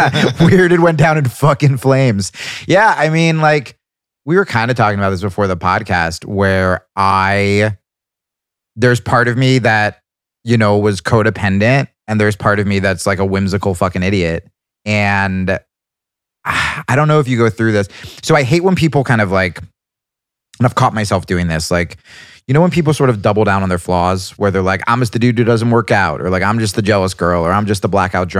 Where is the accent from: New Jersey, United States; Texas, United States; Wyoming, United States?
New Jersey, United States; born or raised there